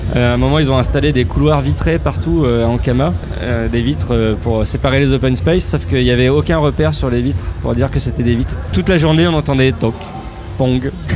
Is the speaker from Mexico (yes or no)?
no; Picardy, Hauts-de-France, France; je viens de Picardie